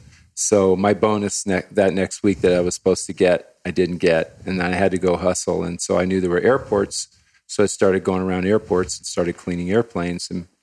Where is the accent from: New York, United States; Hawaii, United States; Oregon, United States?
Hawaii, United States; I grew up in Hawaii, part of my life in Hawaii.